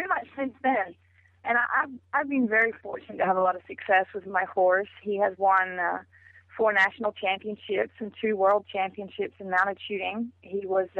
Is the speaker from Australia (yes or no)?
yes; Australia; moved away as an adult; now in Texas, United States; I grew up around those horses, and in Australia, obviously I'm from Australia